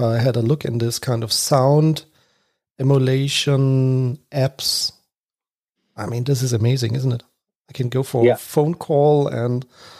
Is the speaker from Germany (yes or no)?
yes; Germany; because I'm from Germany.